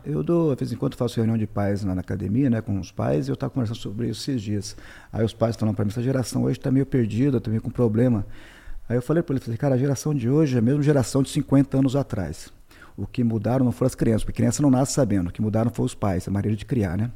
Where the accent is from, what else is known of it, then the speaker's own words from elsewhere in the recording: Curitiba, Paraná, Brazil; moved away as an adult; also born or lived in Conselheiro Mairinck, Paraná / Little Rock, Arkansas / Boston; now in United States; em 77 meu pai mudou para Curitiba. Então nós crescemos praticamente em Curitiba